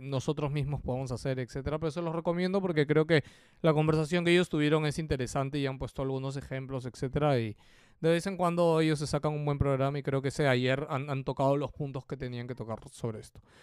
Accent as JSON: {"language": "Spanish", "country": "Peru", "said": "¿de dónde eres? Perú"}